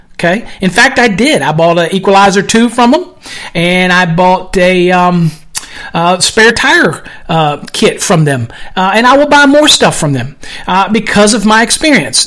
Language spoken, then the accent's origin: English; United States; I'm American.